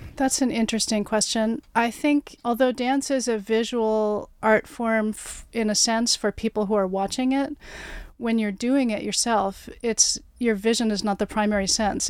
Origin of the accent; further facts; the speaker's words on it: Oregon, United States; moved away as an adult; also born or lived in New York City / Virginia; now in Toronto, Canada; I grew up in Oregon, went to college in New York City